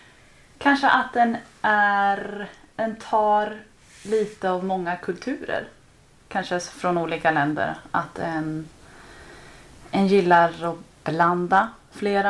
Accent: Kungshamn, Västra Götaland, Sweden; moved away as an adult; now in London, United Kingdom; kommer från en liten, liten by på västkusten i Sverige som heter Kungshamn. Bor numera i London

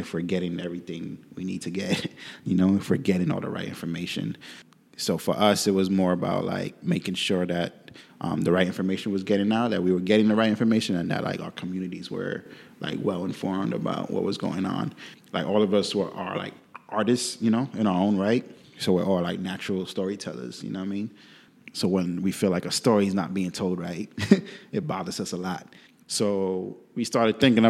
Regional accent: New York City, New York, United States; also born or lived in Puerto Rico; I'm from Bushwick, New York, too. Grew up in Bushwick, still live in Bushwick.

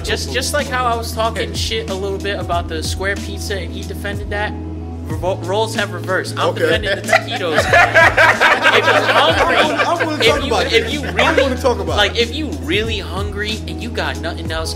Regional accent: towards Philly, New Jersey, United States; where I live down south towards Philly. That's where my hometown is

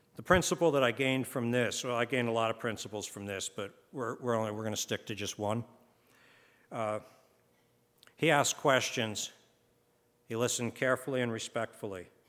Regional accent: United States; we're from America

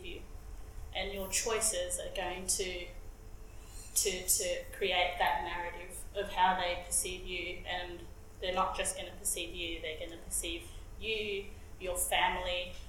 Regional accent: Bendigo, Victoria, Australia; my adopted Koori family that I grew up with in Bendigo

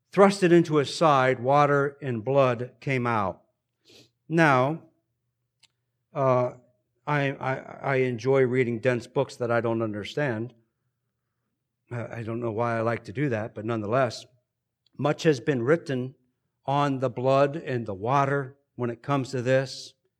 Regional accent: United States; We are indeed blessed here as American Christians

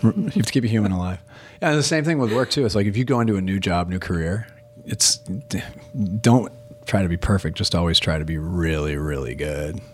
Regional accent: Portland, United States; I'm from Portland.

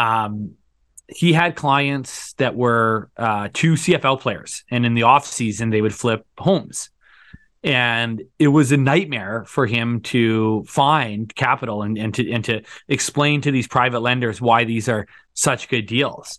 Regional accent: Thunder Bay, Ontario, Canada; moved away as an adult; now in Calgary, Canada; I grew up in Thunder Bay, Ontario, went to university in Ontario, moved out to Calgary in two thousand seven

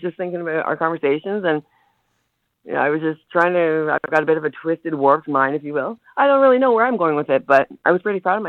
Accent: Canada; I'm Canadian, eh?

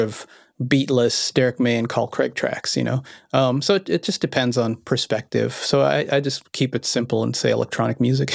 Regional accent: Vienna, Austria; I was born in Vienna, Austria

